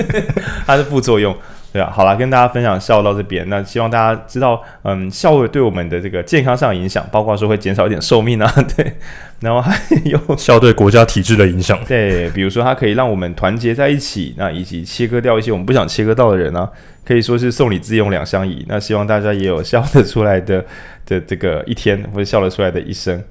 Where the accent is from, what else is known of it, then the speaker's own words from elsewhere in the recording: Taiwan; 我们台湾人